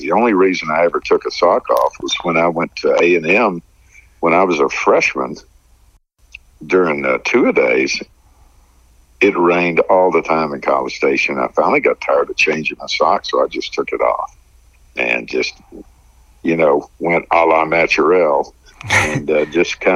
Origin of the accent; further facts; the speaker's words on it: Texas, United States; there in my home state